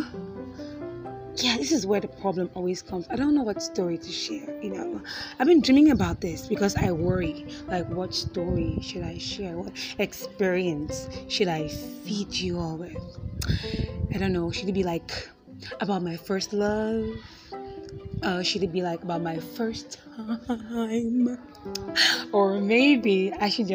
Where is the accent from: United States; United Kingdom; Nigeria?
Nigeria; Akwa Ibom; I am a Nigerian. I'm from Akwa Ibom State, which is in Nigeria